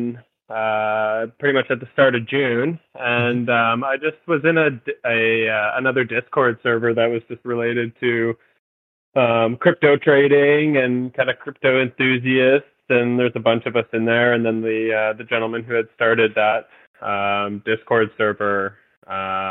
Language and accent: English; Mississauga, Ontario, Canada; moved away as an adult; also born or lived in Alberta; now in Victoria, Canada; I was born in Mississauga, Ontario. And I lived there for roughly like the first kind of 20 years of my life